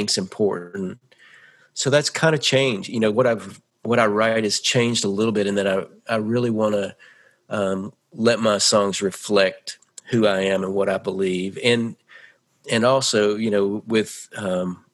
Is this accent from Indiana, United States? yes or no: no; Nashville, Tennessee, United States; also born or lived in California; I was born in California, but I grew up in Nashville.